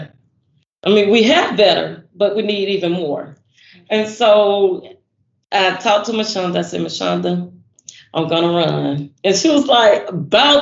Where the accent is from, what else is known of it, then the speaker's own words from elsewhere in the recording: United States; I've been in the Woodlawn community since I was about 5 years old